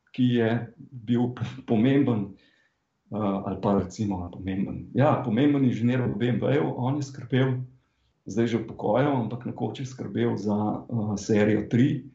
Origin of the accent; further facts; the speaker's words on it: Slovenia